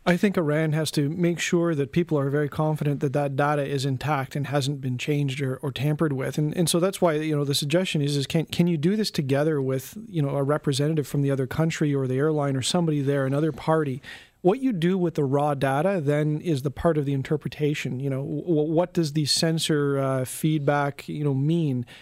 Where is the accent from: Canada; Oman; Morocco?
Canada; as a Canadian